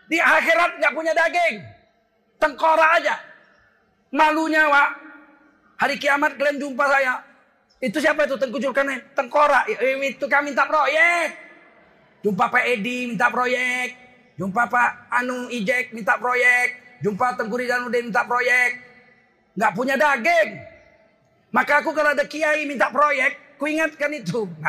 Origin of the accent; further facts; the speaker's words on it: Medan, North Sumatra, Indonesia; Kita ini orang Medan, datang nampak hidung. Pulang nampak punggung. Assalamualaikum, balik kanan terus. Kita bukan orang Jawa.